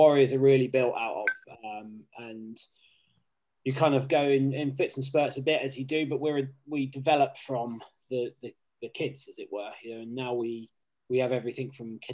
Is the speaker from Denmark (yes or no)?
no; Southampton, South East England, United Kingdom; moved away as an adult; also born or lived in Plymouth / Oxford; now in London, United Kingdom; I grew up in Southampton, started playing down there